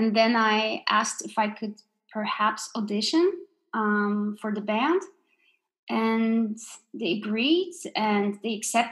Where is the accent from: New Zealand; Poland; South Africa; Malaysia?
Poland; moved away as an adult; now in Denmark; I grew up in Poland